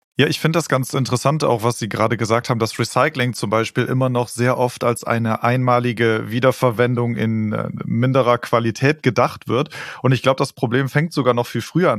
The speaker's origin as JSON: {"language": "German", "country": "Germany", "said": "wir als Deutsche"}